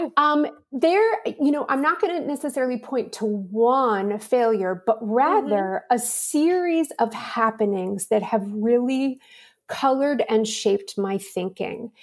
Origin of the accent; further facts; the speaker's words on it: Pittsburgh, Pennsylvania, United States; I'm from Pittsburgh, Pennsylvania, and I always tell people it was a wonderful city to grow up